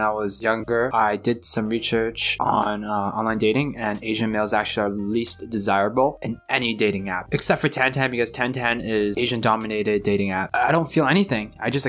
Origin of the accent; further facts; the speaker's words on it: Canada; I am a Canadian, Chinese, male, age 28.